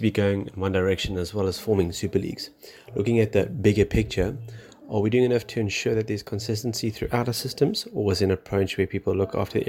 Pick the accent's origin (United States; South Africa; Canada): South Africa; And everyone believes that we are right because we're South African